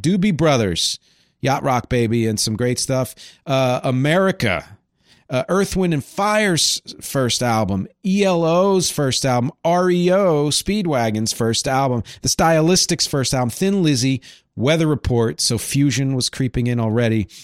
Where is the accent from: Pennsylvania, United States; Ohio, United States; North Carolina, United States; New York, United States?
Pennsylvania, United States; Philadelphia area; where I grew up in the Philly area